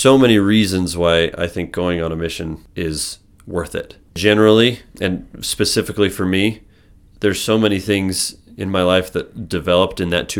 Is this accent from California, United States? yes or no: no; Idaho, United States; So I grew up in Southeast Idaho.